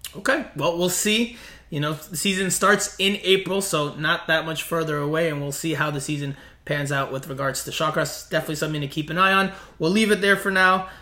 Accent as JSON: {"language": "English", "region": "South Florida", "country": "United States", "tie": "born or raised there", "said": "where I grew up in South Florida"}